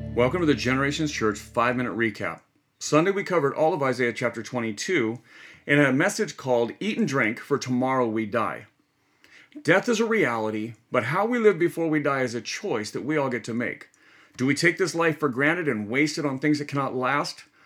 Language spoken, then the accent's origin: English; United States; we as modern American Christians